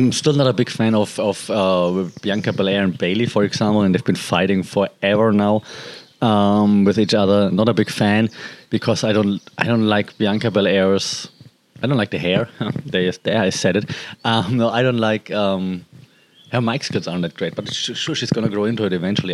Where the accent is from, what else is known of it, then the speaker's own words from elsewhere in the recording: Germany; I'm from Germany